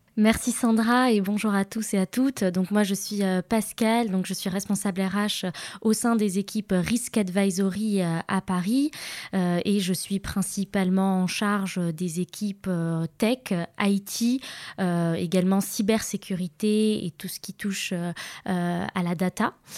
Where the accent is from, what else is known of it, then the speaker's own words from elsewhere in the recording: Casablanca, Casablanca-Settat, Morocco; moved away as an adult; now in France; j'ai grandi euh, à Casablanca et, euh, j'ai vécu à peu près 18 ans ici. Et puis ensuite, bah, je suis partie en France faire mes études et puis travailler.